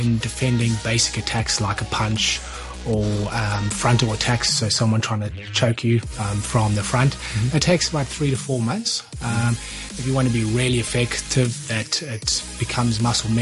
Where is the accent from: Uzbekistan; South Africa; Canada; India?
South Africa; also born or lived in New Zealand; now in Hong Kong; I'm originally from South Africa, but actually been living in New Zealand for 20 years.